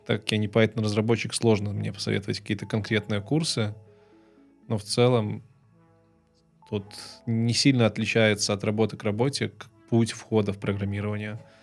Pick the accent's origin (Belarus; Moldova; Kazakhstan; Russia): Belarus; moved away as an adult; also born or lived in Kyiv; Я белорус, и я хочу записывать ролики на белорусском языке